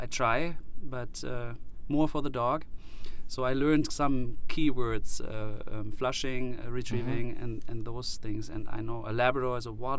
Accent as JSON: {"language": "English", "country": "Germany", "moved": "yes", "lives_now": "United States", "said": "I'm very new. I'm from Germany."}